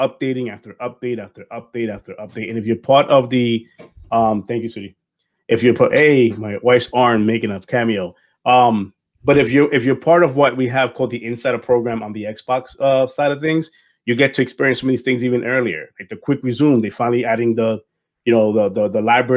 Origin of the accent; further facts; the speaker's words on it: New York, United States; I'm from New York